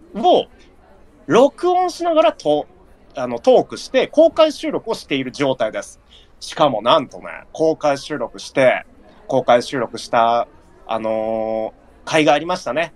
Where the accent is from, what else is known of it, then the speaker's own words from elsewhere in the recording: Nagano, Japan; まあ僕は長野県民なんですけど